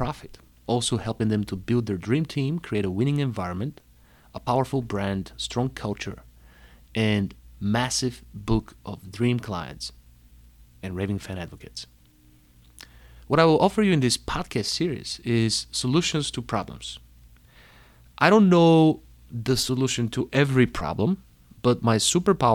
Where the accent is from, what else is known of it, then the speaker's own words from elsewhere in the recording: Panagyurishte, Pazardzhik Province, Bulgaria; moved away as an adult; also born or lived in Plovdiv, Bulgaria / New York City, United States; now in Chicago, United States; I was born in Bulgaria, in the second largest city, Plovdiv. But I grew up in Panagyurishte.